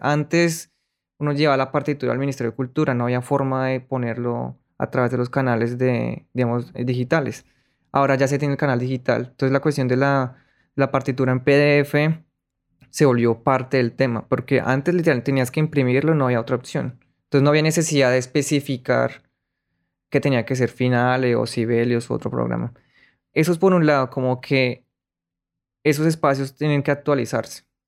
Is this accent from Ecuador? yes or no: no; Colombia; moved away; yo no estoy traicionando, traicionando mi colombianidad